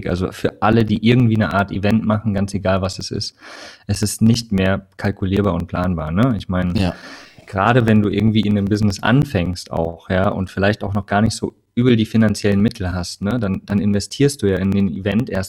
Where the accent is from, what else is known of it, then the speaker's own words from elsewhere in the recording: Hesse, Germany; also born or lived in Saxony / Rhineland-Palatinate / Bavaria; bin geboren in Sachsen, äh, aufgewachsen in Hessen, Rheinland-Pfalz, habe in Bayern gelebt